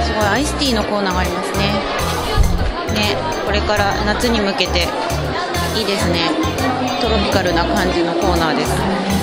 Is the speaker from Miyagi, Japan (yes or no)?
yes; Miyagi, Japan; 私の地元宮城